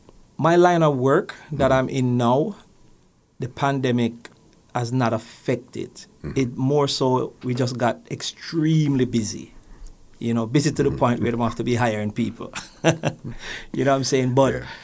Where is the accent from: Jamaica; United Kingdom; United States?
Jamaica; Kingston; I was born … in a little place called Magara Gully, Vineyard Town.